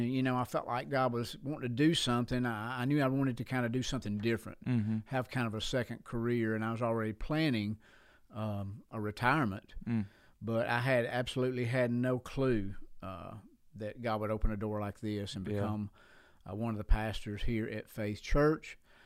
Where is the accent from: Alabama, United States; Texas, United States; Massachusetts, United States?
Alabama, United States; Sheffield; I'm from Sheffield, Alabama. And on the other side that river, yeah, we are affectionately known as the River Rats over there.